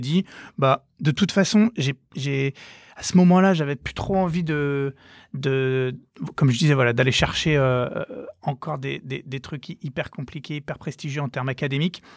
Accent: Nantes, Pays de la Loire, France; moved away as an adult; also born or lived in Versailles; donc moi, je viens de Nantes. je suis je suis né à Nantes, j'ai fait mes études à Nantes jusqu'à mon bac

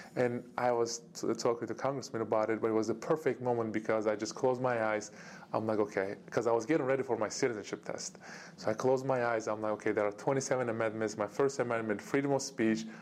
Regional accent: Turkey; moved away; my home country, Turkey

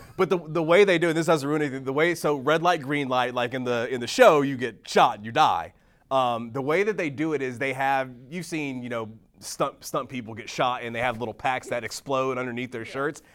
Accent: Texas, United States; moved away; my home state of Texas

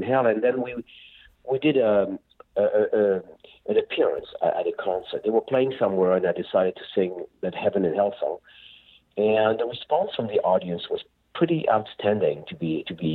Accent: France; moved away; also born or lived in Spain / Barcelona / Malaga; I'm from Europe, of course, and I grew up in France and Spain as well

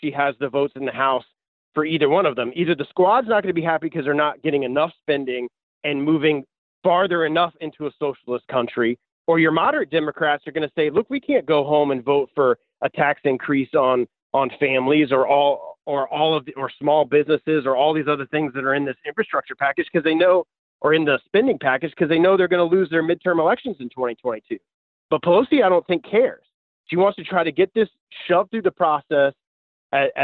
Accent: Florida, United States; I've lived here my entire life. My family's been here for generations

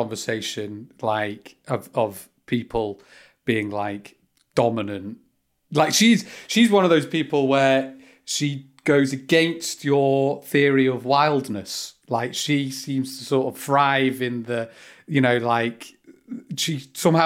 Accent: United Kingdom; I'm British

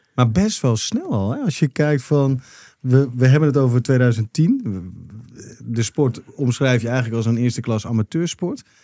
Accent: Netherlands; wij als Nederlanders

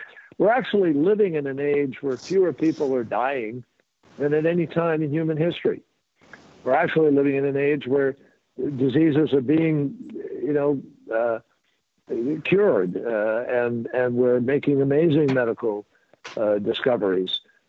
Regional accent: United States; because I'm an American

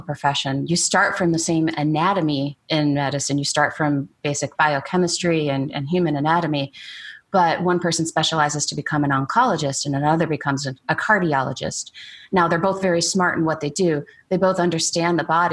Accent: Michigan, United States; moved away as an adult; now in Oklahoma, United States; I grew up in Michigan

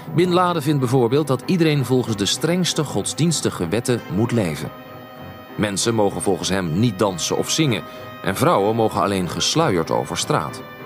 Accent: Rotterdam, South Holland, Netherlands; Ik groeide dus niet op in Winterswijk, maar in Rotterdam

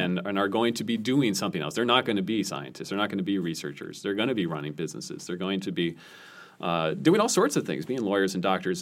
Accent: near Boston, Massachusetts, United States; I grew up near Boston, so we got these big nor'easter storms

